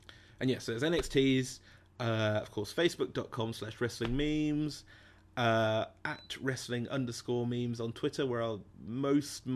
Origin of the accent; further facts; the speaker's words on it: England, United Kingdom; I'm English.